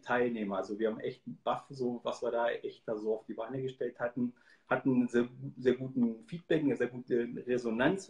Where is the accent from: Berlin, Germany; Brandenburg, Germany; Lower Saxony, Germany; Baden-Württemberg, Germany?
Lower Saxony, Germany; Hanover, Hildesheim region; ich komme ja aus der Region Hannover, Hildesheim